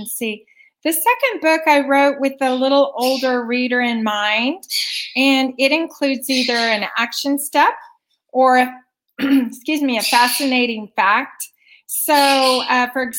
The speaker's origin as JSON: {"language": "English", "town": "Wichita", "region": "Kansas", "country": "United States", "said": "from Wichita, Kansas, which is home to two of the largest privately owned Fortune 500 companies"}